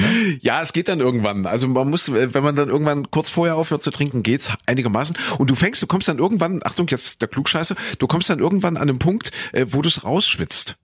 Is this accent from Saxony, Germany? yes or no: yes; Leipzig, Saxony, Germany; also born or lived in Köthen; ich geboren in Kuhköthen, aufgewachsen, äh, beziehungsweise dann äh, groß geworden in Sachsen, in Leipzig